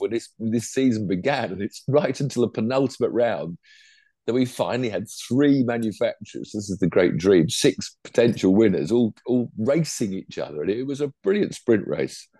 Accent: England, United Kingdom; I'm English

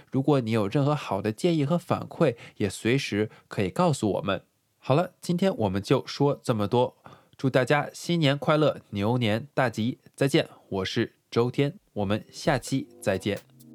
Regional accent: China; now in New York, United States; 我们中国人习惯要守岁

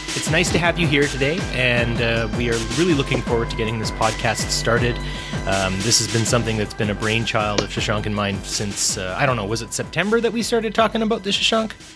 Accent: Canada; I'm Canadian and I live in Canada

